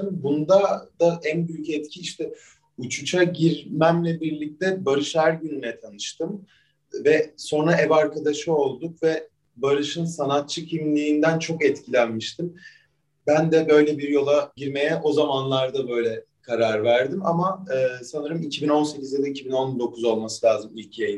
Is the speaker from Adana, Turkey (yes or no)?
yes; Adana, Turkey; İkimiz de Adanalıyız, ikimiz de elektronik müzik yapıyoruz.